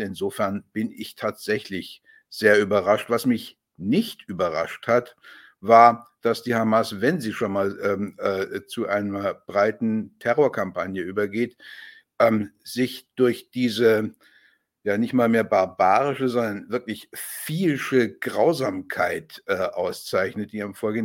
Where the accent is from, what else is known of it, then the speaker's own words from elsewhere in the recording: Germany; als Deutscher